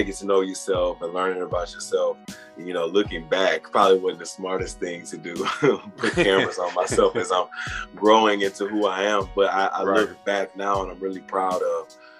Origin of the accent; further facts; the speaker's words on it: Beaumont, Texas, United States; moved away; I grew up in Beaumont, Texas, small town outside of Houston, Texas